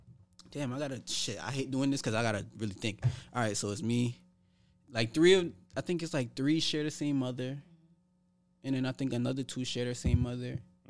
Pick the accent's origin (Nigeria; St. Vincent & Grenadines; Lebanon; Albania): St. Vincent & Grenadines; Their parents were cool because St. Vincent, I'm from St. Vincent.